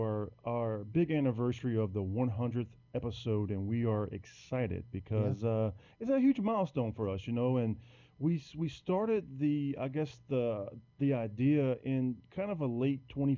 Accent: Prairieville, Louisiana, United States; little small town called Prairieville, which is about 15 minutes outside of Baton Rouge, the capital here. And I've been here all my life

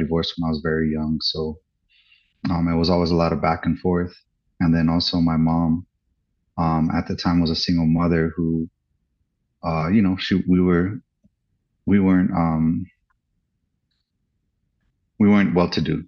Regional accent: Santa Fe, New Mexico, United States; I was born in New Mexico, in Santa Fe

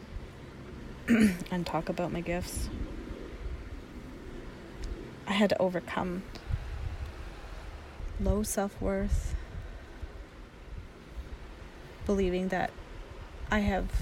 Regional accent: Dakelh territory near Stellat'en, British Columbia, Canada; I grew up on Duck Health territory near Stella

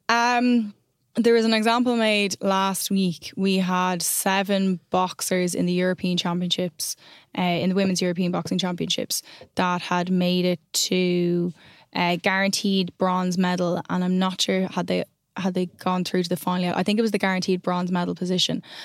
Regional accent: Ireland; I'm an Irish person

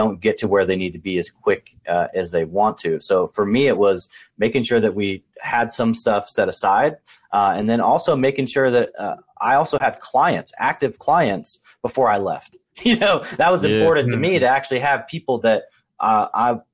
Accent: Portland, Oregon, United States; I was born and raised in Portland, Oregon

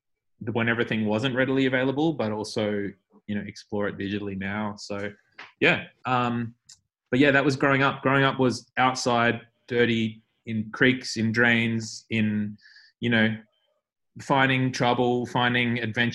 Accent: Melbourne, Victoria, Australia; my friends who I grew up with in West Meadows were like especially special, because I feel like we shared that, you know, we were from that suburb.

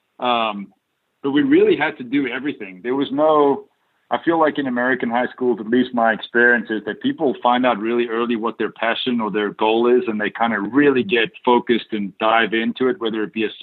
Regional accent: South Africa; moved away as an adult; also born or lived in Dallas, Texas; while I grew up in South Africa

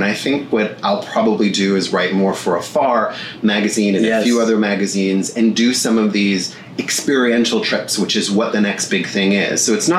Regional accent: Niagara, Ontario, Canada; moved away as an adult; now in United States; When I was a kid, I grew up in Niagara

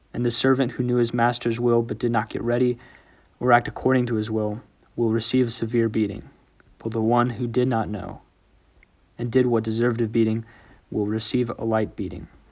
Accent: New Braunfels, Texas, United States; I'm a senior from New Braunfels, Texas.

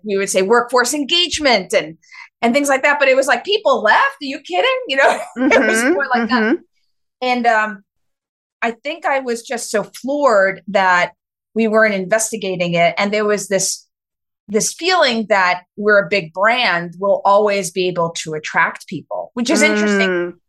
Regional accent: New York City, New York, United States; I'm a New Yorker, born and raised, very proud.

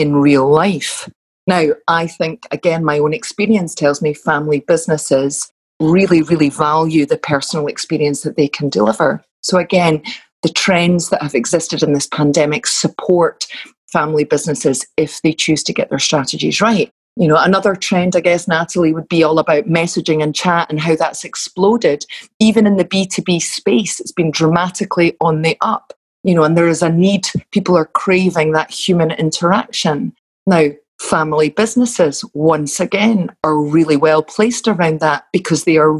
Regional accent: Glasgow, Scotland, United Kingdom; accent: Glasgow; my Glasgow vocabulary may come through

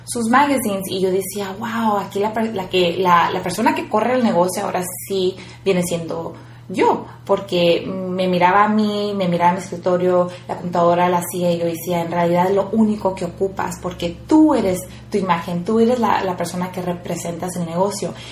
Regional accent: Mexico; moved away; yo vengo del rancho

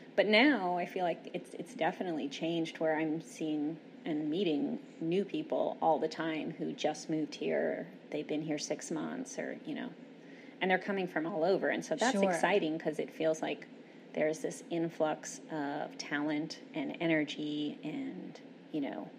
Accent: Austin, Texas, United States; when I was doing a show and telling people that I was from Austin, you know, you tell people you're from Austin and they just smile

